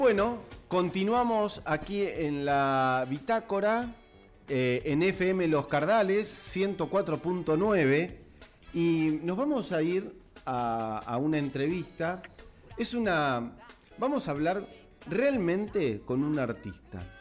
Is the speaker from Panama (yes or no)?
no; Mariano Acosta, Buenos Aires Province, Argentina; nosotros nacimos en Mariano Costa, que es una localidad del partido de Merlo